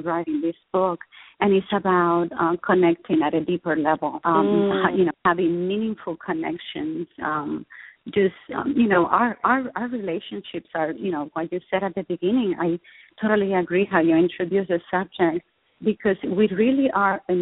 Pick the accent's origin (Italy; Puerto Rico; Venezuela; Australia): Puerto Rico; now in Austin, United States; I was raised in Puerto Rico to very loving to a wonderful family